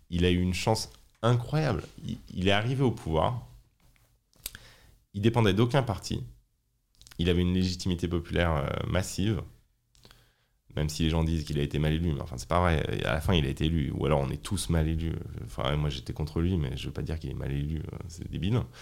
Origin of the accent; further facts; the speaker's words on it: France; aussi en tant que française qui a vu son pays euh, abandonner ses capacités industrielles